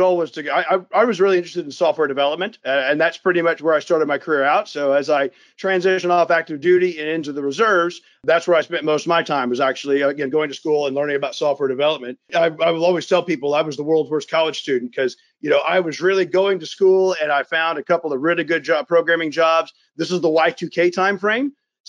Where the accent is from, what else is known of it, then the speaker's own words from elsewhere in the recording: Mountain Home, Idaho, United States; born there; I was born in Mountain Home, Idaho. My father was a pilot in the Air Force